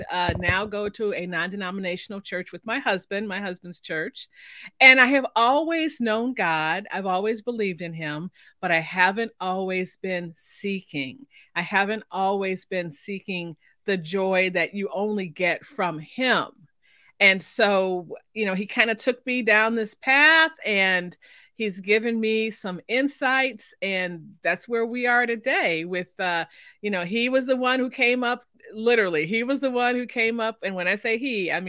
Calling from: Oklahoma, United States; I am coming from Oklahoma, in the middle of the state.

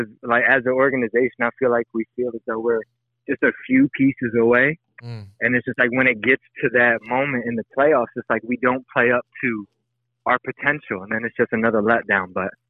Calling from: Sandusky, Ohio, United States; I'm calling from Sandusky, Ohio.

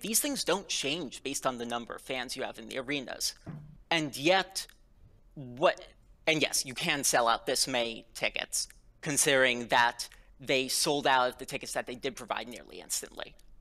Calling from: Princeton, New Jersey, United States; I'm calling from Princeton, New Jersey

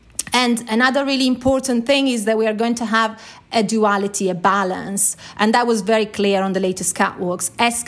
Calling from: London, United Kingdom; I'm calling from London.

